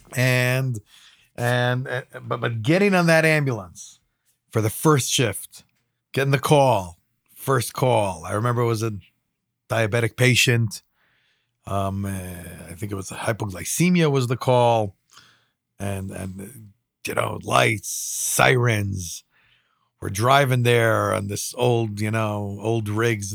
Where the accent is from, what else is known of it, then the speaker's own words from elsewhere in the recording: Jerusalem, Jerusalem District, Israel; growing up in Israel